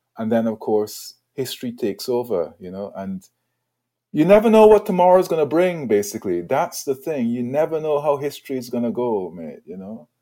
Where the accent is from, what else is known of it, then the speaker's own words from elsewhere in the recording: Guyana; moved away as an adult; also born or lived in Edinburgh, Scotland; now in United Kingdom; born in Edinburgh, right, moved to Guyana when I was five years old